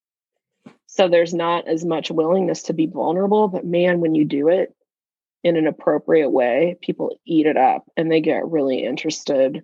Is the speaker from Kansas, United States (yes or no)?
yes; Kansas, United States; I'm from Kansas